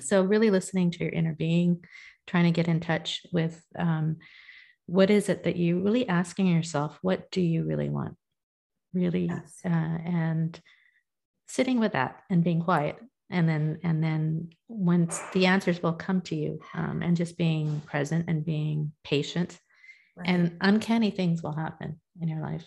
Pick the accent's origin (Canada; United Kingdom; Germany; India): India; I'm I'm a Hindu. I'm in, I'm Indian